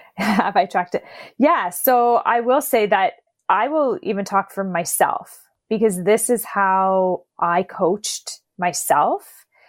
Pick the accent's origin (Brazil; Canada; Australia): Canada; 'cause I'm Canadian